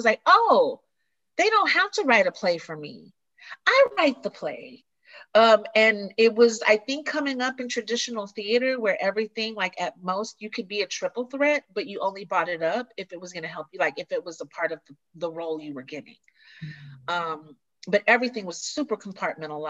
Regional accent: the South, United States; growing up in the theater, growing up in the South

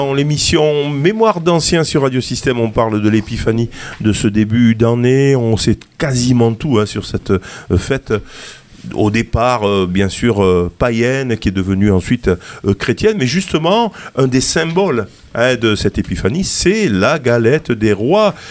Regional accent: southern France, France; du côté de chez nous, dans le sud

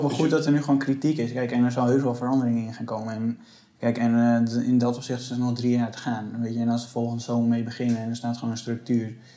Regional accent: Netherlands; wij als Nederlanders

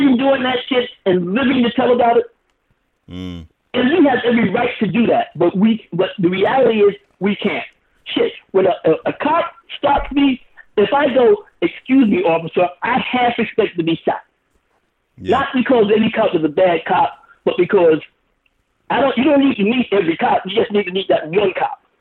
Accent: New York, United States; now in Los Angeles, United States; I'm a New Yorker

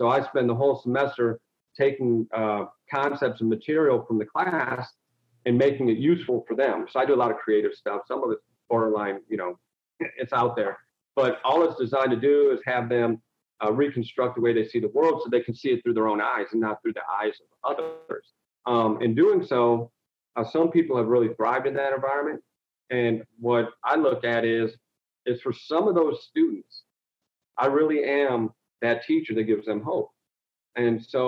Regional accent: Toledo, Ohio, United States; I'm an inner city kid. I came from East Toledo, raised an African-American family

